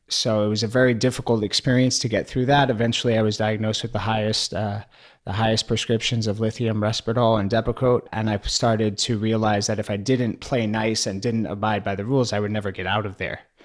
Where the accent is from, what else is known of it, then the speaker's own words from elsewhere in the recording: New York City, New York, United States; growing up in New York City